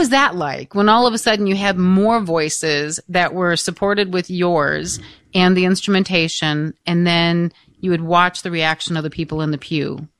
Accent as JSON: {"language": "English", "region": "Michigan", "country": "United States", "tie": "born or raised there", "said": "the parish that I was raised in Freesall, Michigan"}